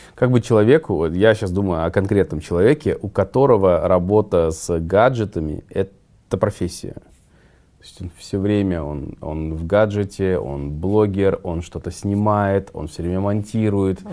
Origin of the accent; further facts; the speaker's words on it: Kazakhstan; мы казахи, где наш казахский условно менталитет